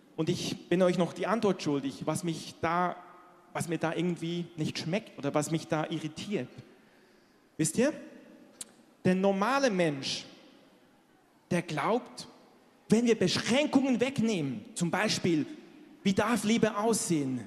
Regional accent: Switzerland; moved away; ich bin in der Schweiz groß geworden

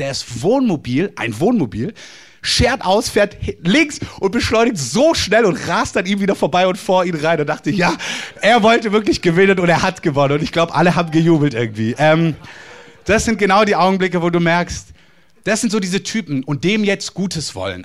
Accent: Germany; als Deutscher

